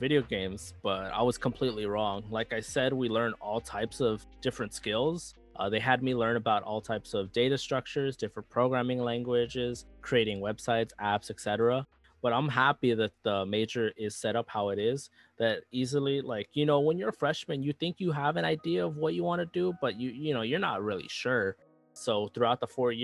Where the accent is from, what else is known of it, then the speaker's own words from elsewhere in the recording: Los Angeles, California, United States; moved away as an adult; I come from South Central Los Angeles, where our schools weren't all that great compared to other schools